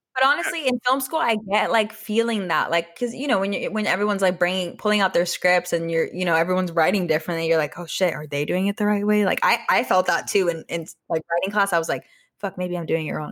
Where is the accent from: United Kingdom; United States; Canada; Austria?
Austria; English is a second language; moved away; I was born in Austria